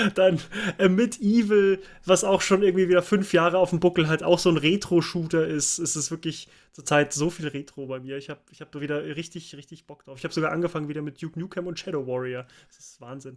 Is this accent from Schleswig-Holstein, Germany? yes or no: no; Munich, Bavaria, Germany; Ich komme hier aus München